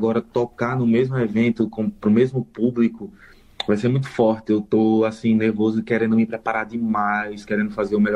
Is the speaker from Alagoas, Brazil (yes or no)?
yes; Maceió, Alagoas, Brazil; moved away; Eu tenho outros amigos aqui de Maceió também. Então eu, eu mata um pouco da saudade do sotaque, do, do jeito da gente, assim, da nossa comunicação, da nossa convivência